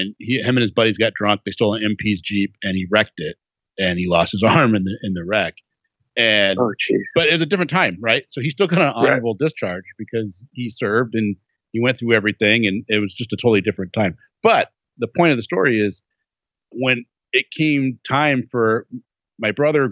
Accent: United States; I love being an American.

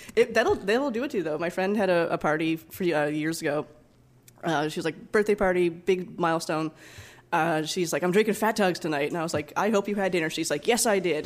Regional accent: East Coast, Atlantic Canada, Canada; moved away as an adult; also born or lived in Alberta; now in Vancouver, Canada; I grew up in the East Coast

